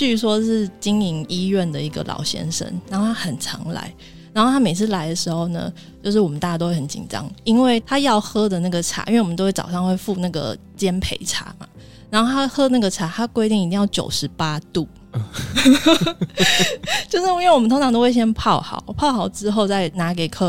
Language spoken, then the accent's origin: Chinese; Taiwan; 像我，我们台湾人可能工作一年可能是基本吧，然后三年就觉得哎，好了不起哦，就还蛮稳定的。